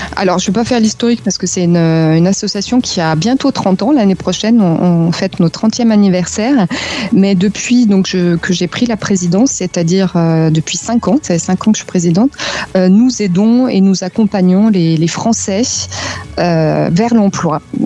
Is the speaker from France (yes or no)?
yes; France; moved away as an adult; now in Munich, Germany; en tant que française